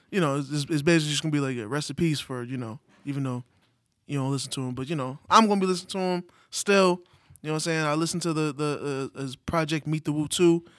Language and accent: English; New York City, New York, United States; As a New Yorker